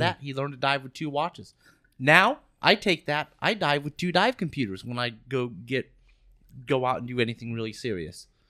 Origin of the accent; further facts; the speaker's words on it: Florida, United States; we're from Florida